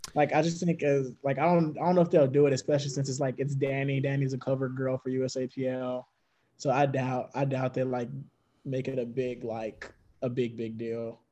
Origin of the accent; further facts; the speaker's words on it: Mississippi, United States; I'm from Mississippi